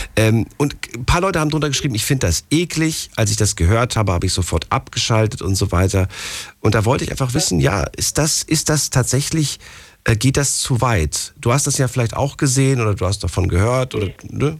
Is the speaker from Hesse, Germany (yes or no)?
yes; Frankfurt, Hesse, Germany; Ich komme aus Frankfurt